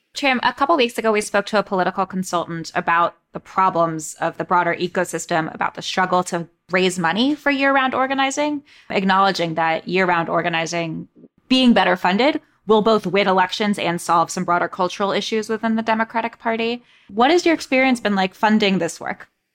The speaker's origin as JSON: {"language": "English", "town": "Fairfax", "region": "Virginia", "country": "United States", "tie": "born or raised there", "said": "I'm a native Virginian, born and raised in Fairfax"}